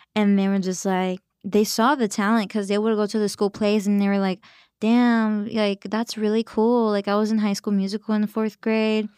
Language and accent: English; Dallas, Texas, United States; moved away; also born or lived in Los Angeles; I grew up in Dallas as well